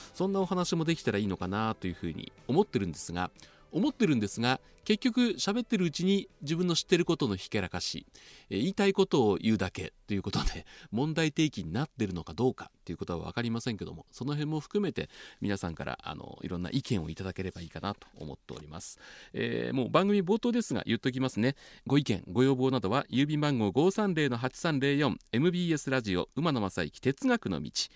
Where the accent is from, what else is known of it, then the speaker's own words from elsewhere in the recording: Tokyo, Japan; moved away as an adult; also born or lived in Kansai; 僕もともと毎日放送に入る1989年までは東京で育ちました